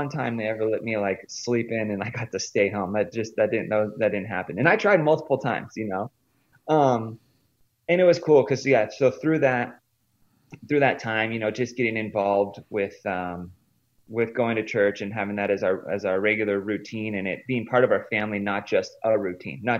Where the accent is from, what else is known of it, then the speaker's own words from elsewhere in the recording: San Diego, California, United States; I grew up in Southern California, San Diego, and kind of your textbook San Diego kid.